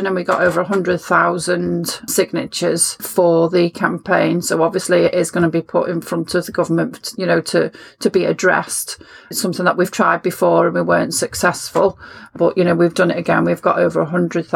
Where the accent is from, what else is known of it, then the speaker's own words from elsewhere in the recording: Liverpool, North West England, United Kingdom; I grew up in Liverpool in the 1970s